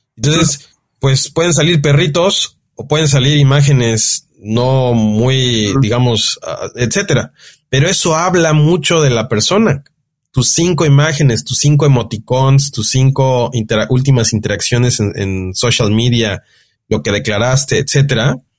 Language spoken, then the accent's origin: Spanish; Mexico; como mexicano, como latino